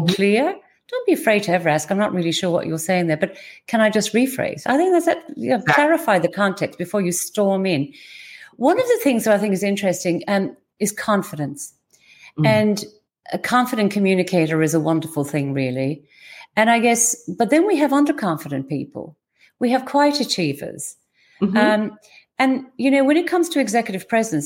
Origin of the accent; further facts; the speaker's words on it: Ireland; being typically Irish